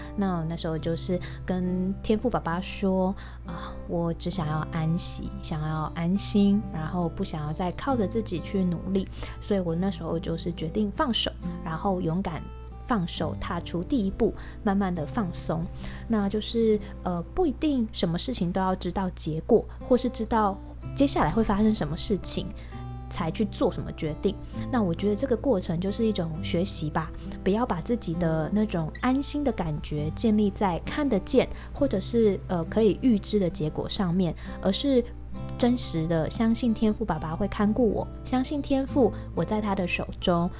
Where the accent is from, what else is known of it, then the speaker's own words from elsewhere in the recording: Taiwan; accent: Taiwanese; 我的台湾口音